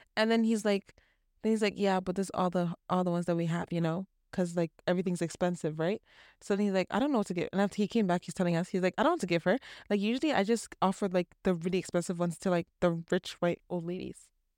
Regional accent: Canada; also born or lived in Toronto; I was born here.

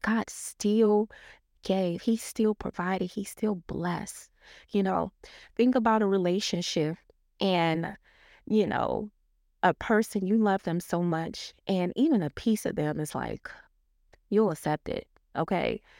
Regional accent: Detroit, Michigan, United States; I grew up in Detroit, Michigan

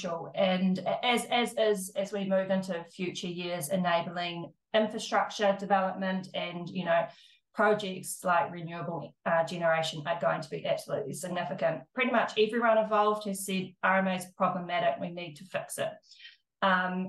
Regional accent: South Island, New Zealand; now in Christchurch, New Zealand; I'm from the South Island

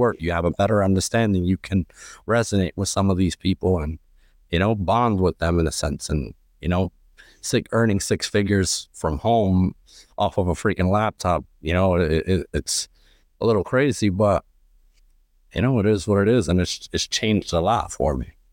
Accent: New York City, New York, United States; I'm originally from Lower East Side, Manhattan. Um, pretty much grew up there my entire life

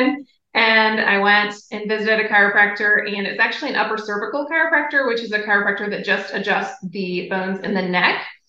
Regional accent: Ohio, United States; I grew up in Ohio

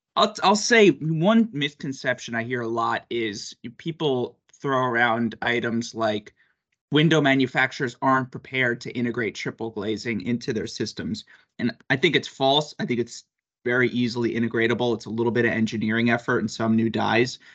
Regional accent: New York, United States; I'm obviously from New York and I'm I'm in Boston

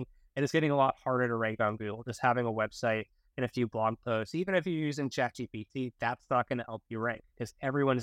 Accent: outside of Boston, Massachusetts, United States; I grew up outside of Boston, Massachusetts.

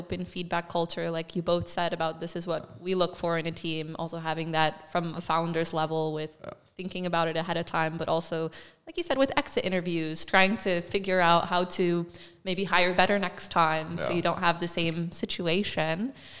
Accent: United States; being the American, I love a sports metaphor.

